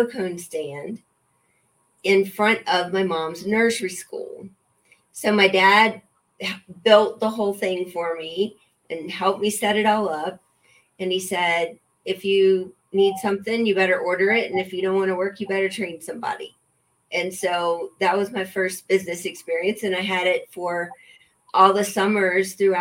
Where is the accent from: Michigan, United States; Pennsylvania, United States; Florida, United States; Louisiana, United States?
Louisiana, United States; now in Colorado, United States; I grew up in Louisiana